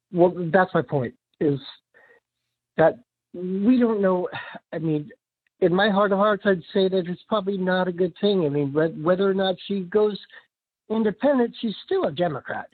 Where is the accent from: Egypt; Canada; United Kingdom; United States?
United States; San Diego, California; now in Boston, United States; I grew up in California, in Sa-, in San Diego